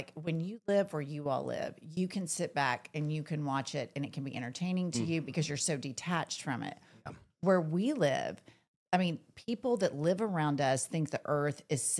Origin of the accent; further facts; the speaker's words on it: Oklahoma, United States; when we grew up in Oklahoma